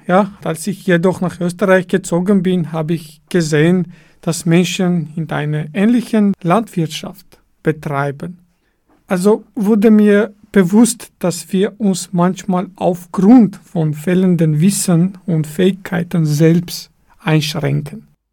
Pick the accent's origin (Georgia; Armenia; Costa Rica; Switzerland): Armenia; Dilijan, Tavush; German is a second language; moved away as an adult; also born or lived in Yerevan, Armenia; now in Vienna, Austria; ich bin in Armenien geboren und aufgewachsen in einer kleinen Stadt namens Dilijan im Gebiet des Dilijan Nationalparks